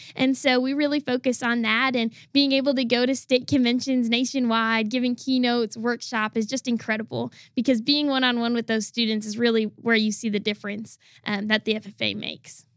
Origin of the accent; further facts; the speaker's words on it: Wisconsin, United States; I'm originally from the state of Wisconsin.